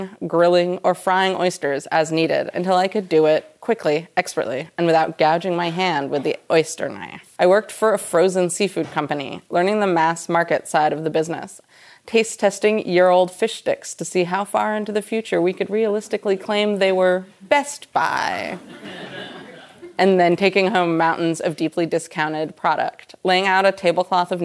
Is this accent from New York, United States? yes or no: no; Seattle, Washington, United States; When I moved back to my beloved hometown of Seattle after college